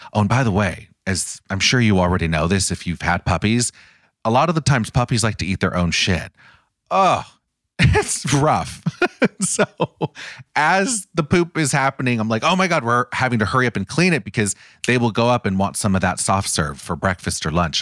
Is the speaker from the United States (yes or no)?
yes; Los Angeles, California, United States; born and raised in Los Angeles, Orange County